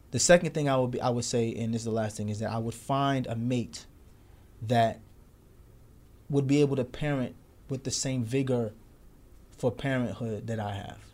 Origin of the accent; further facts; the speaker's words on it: New York City, New York, United States; we, we grew up in Brooklyn during the nineties